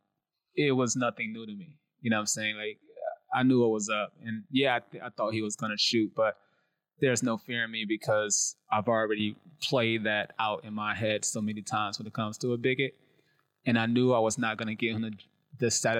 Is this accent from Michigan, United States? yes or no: yes; Detroit, Michigan, United States; moved away; also born or lived in Atlanta; I'm from Detroit. Born and raised in Detroit